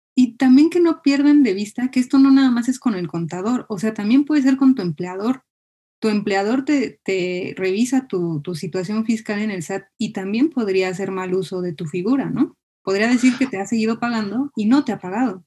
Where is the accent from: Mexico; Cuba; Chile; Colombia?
Mexico; Como mexicanos